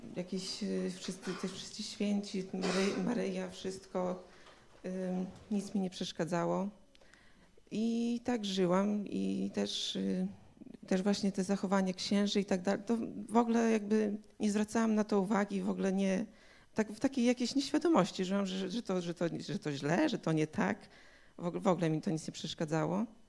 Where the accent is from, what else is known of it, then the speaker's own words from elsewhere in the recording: Białystok, Podlaskie Voivodeship, Poland; Jestem z Białego Stoku